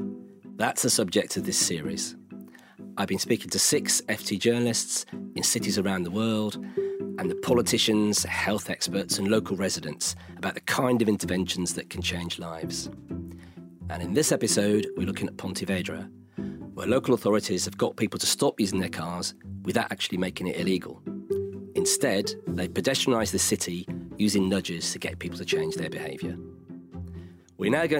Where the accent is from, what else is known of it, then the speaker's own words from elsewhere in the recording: Birmingham, West Midlands, United Kingdom; I'm from Birmingham